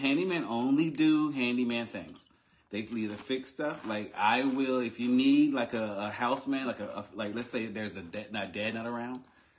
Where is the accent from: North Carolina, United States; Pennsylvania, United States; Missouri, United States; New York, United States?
North Carolina, United States; Hertford; It's actually next to my hometown. In Hertford, North Carolina.